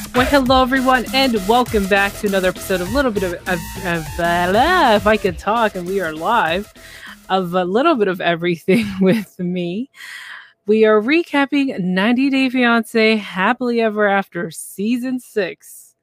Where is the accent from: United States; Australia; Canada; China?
Canada; I'm from Canada